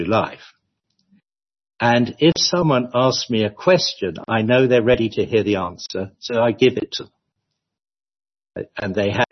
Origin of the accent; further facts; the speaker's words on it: London, United Kingdom; moved away as an adult; I was born and bred in London